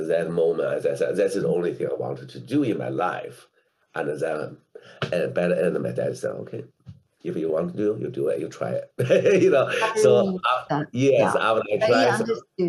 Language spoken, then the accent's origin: English; a small city in central China, China; English is a second language; moved away as an adult; also born or lived in Beijing; my hometown is not in Beijing, it's so in a small city in central China. We do not have a ballet at that time in my whole province.